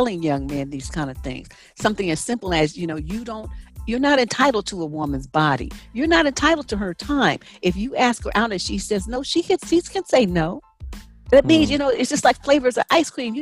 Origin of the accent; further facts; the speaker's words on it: San Francisco, California, United States; I grew up in San Francisco, which is a melting pot of every corner of the world.